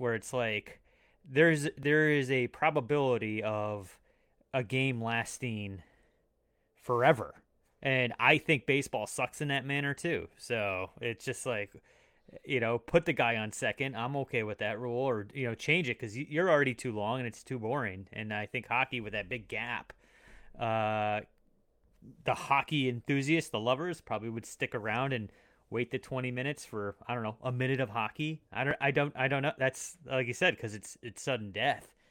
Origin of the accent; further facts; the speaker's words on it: Long Island, New York, United States; I was born in Long Island